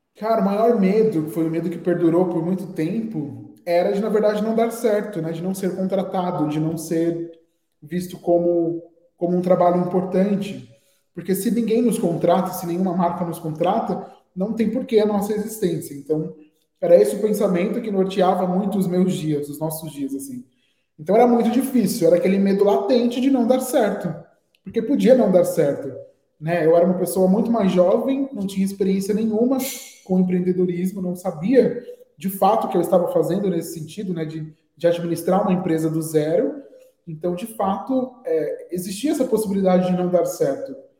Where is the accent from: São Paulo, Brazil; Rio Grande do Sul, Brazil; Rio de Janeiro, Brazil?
São Paulo, Brazil; Guarulhos; nascido aqui em São Paulo mesmo. É, cresci em Guarulhos, que é uma cidade vizinha